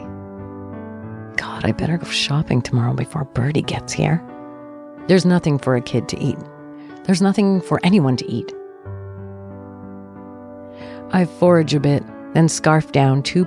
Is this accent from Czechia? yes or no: no; Canada; I am too Canadian